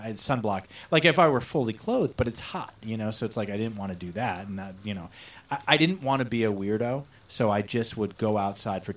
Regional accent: Florida, United States; I am from Florida

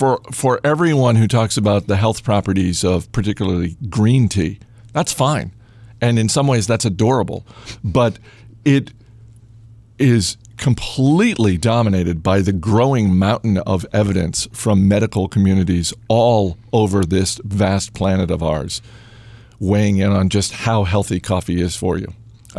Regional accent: Maine, United States; now in Virginia, United States; No, I'm from Maine. It's like South Canada.

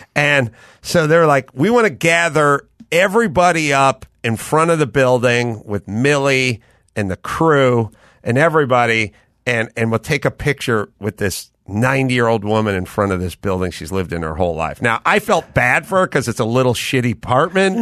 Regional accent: North Hollywood, California, United States; I'm from North Hollywood

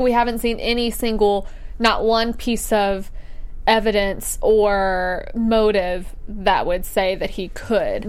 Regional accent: Alabama, United States; I'm from Alabama

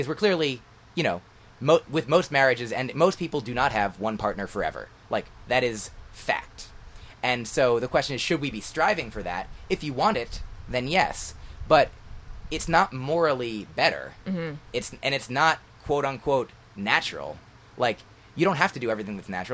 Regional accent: New Jersey, United States; moved away as an adult; also born or lived in Boston; I grew up in New Jersey and then went to school in Boston

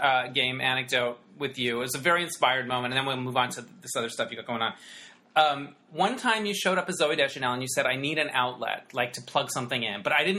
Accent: Arizona, United States; the Arizona Republic, where I'm from

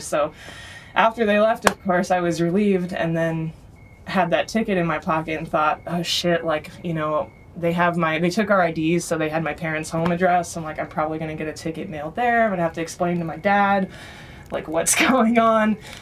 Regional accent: Bay Area, California, United States; also born or lived in Austria; I grew up here in the Bay Area, but my mom is from Austria

